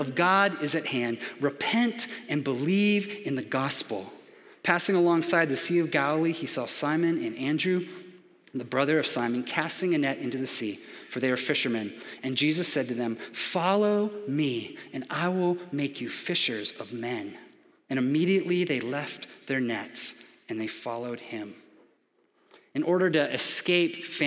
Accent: Japan; also born or lived in Florida, United States; now in Georgia, United States; growing up in Japan, I was never exposed to football

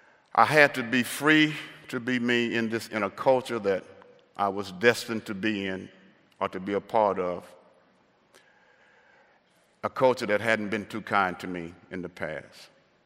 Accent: the South, United States; growing up in the South, how did I cope with the racism and how did I escape?

